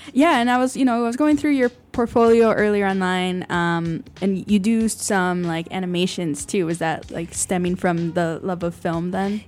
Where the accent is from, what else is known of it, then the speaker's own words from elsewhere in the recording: Chicago, Illinois, United States; growing up in Chicago